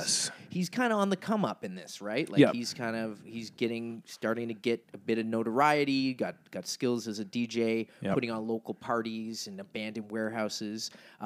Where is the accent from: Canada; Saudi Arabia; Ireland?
Canada; Nova Scotia; especially coming, like growing up in Nova Scotia where we don't have subways.